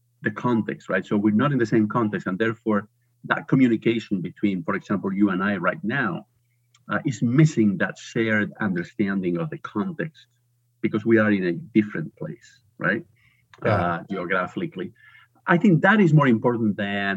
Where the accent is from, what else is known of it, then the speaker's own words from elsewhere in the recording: Spain; English is a second language; moved away as an adult; also born or lived in United States; now in United Kingdom; I'm originally from Spain. I think people will detect an accent pretty quickly